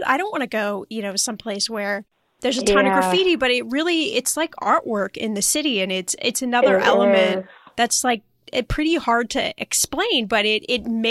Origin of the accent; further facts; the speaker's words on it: Los Angeles, California, United States; I'm from Los Angeles